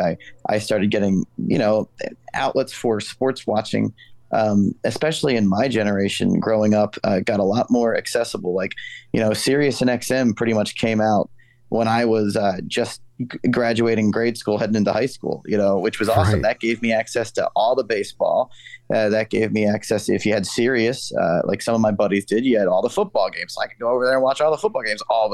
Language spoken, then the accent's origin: English; Yeadon, Pennsylvania, United States; I was born in Yadin, Pennsylvania